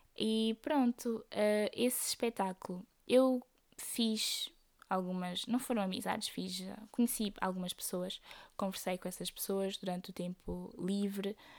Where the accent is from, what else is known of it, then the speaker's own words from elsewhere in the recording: Aveiro, Centro, Portugal; eu sou da Aveiro